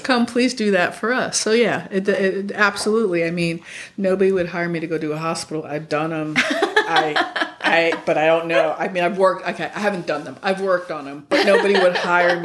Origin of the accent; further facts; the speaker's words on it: New York City, New York, United States; moved away; I grew up in New York